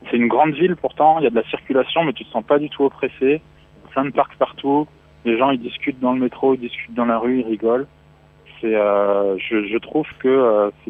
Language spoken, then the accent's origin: French; Paris, Île-de-France, France; Enfin, moi, je suis, je suis parisien. Enfin, je suis de région parisienne.